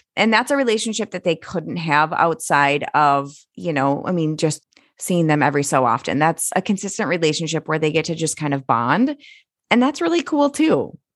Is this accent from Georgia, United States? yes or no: no; Minnesota, United States; as a Minnesotan